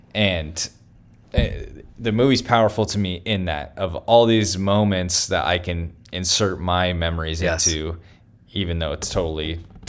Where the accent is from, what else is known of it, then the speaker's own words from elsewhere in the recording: Sacramento, California, United States; Right. Right. And we are both from Sacramento.